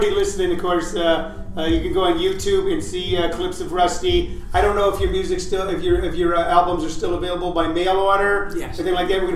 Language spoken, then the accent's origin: English; St. Louis, Missouri, United States; now in Phoenix, United States; we live here now. We live here. I originally grew up in St. Louis